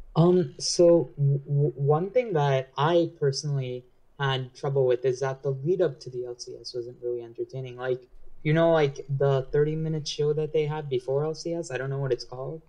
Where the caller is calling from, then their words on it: New York, United States; I'm calling from New York, New York